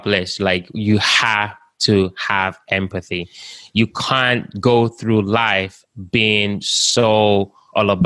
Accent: Nigeria; also born or lived in United Kingdom; now in United States; I was born in Africa, like I said, in Nigeria. I lived in the UK. I've started businesses in Lagos. I'm now in the United States

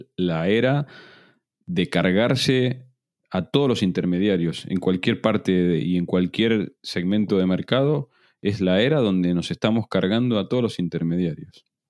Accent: Argentina; now in Spain; yo estoy en un grupo de argentinos tech en el exterior

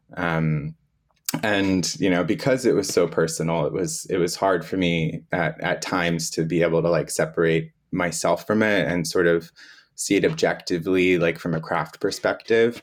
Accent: Florida, United States; moved away; I'm originally from Florida, so I was living in Florida

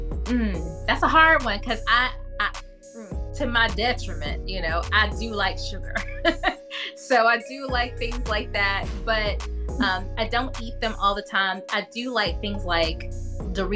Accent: Kings Mountain, North Carolina, United States; moved away as an adult; now in Richmond, United States; I'm actually from Kings Mountain, North Carolina, which is a really small rural town. Well, it's not so rural anymore, but when I was a kid, it was a small town in North Carolina

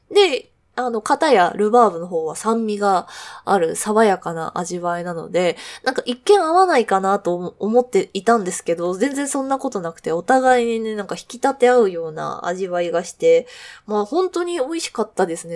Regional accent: Kanagawa, Japan; moved away as an adult; also born or lived in Nagoya; now in Tokyo, Japan; 神奈川出身なんですけど、まあ、実家の近く

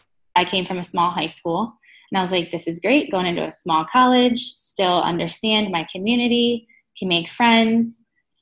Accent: hometown of Rowan University, New Jersey, United States; I applied for Roane University because that was in my hometown

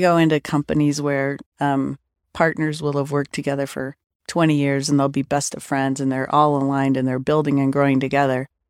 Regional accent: Denver, Colorado, United States; I grew up kind of in South Denver.

